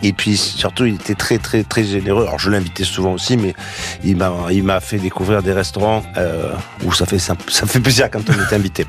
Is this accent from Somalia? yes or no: no; Marseille, Provence-Alpes-Côte d'Azur, France; moi je suis de Marseille